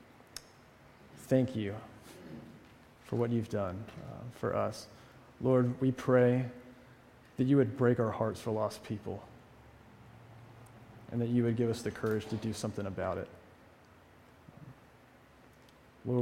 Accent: the South, United States; moved away as an adult; also born or lived in New England; now in Amherst, United States; as a Southerner

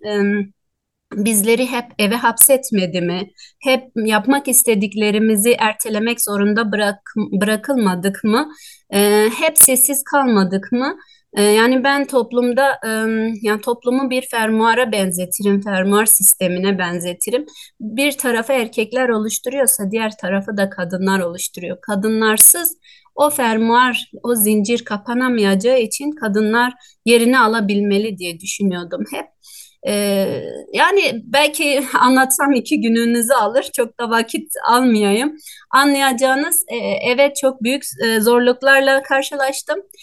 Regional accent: Doğubayazıt, Ağrı Province, Turkey; E, Ağrı Doğu Beyazıt ilçesinin Karabulak köyünde doğdum.

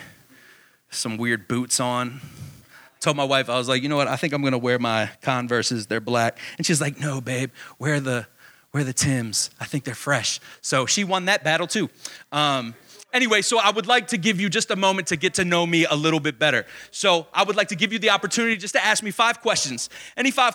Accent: Baltimore, Maryland, United States; I'm born and bred in Baltimore, Maryland, the Baltimore, Maryland area.

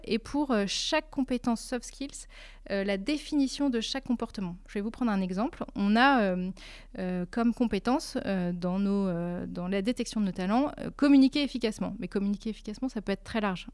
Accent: Lille, Hauts-de-France, France; moved away as an adult; also born or lived in Switzerland; je suis lilloise d'origine

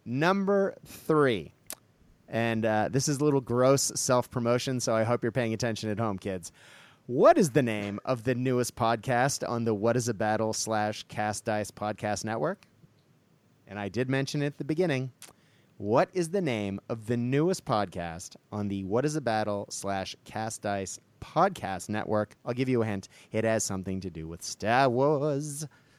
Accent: United States; I say that as an American

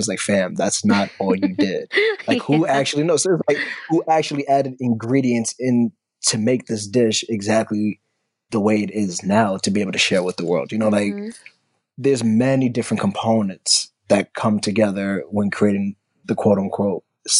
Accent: United States; the mindset that we grew up with in America

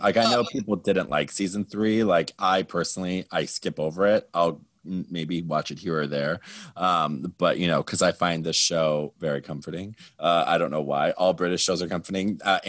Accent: Midwest, United States; I am from the Midwest.

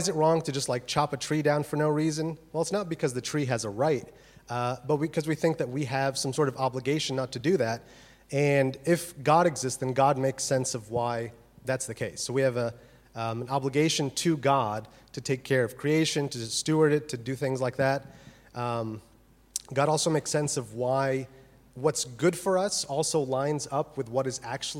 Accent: United States; moved away as an adult; also born or lived in Birmingham, United Kingdom; now in Oxford, United Kingdom; As you can tell from my wonderful accent, I am from America

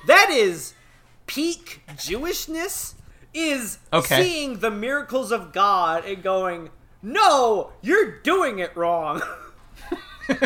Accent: Missouri, United States; I'm from Missouri, the show me state.

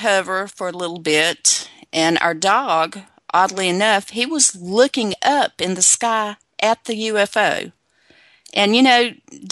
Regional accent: Virginia, United States; I'm originally from Virginia, and we grew up living in the rural, on the rural back roads

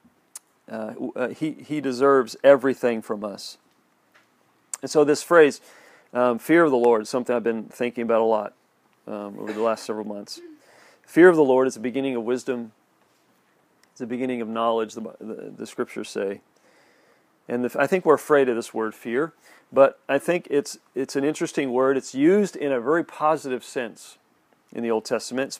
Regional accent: United States; us growing up here.

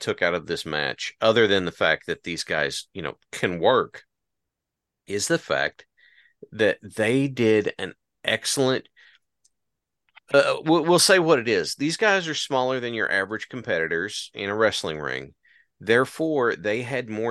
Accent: United States; accent: hillbilly; my hillbilly accent

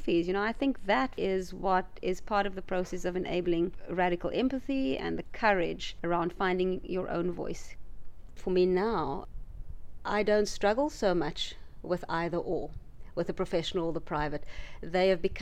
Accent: South Africa; growing up in the area that I grew up in South Africa, which was a township

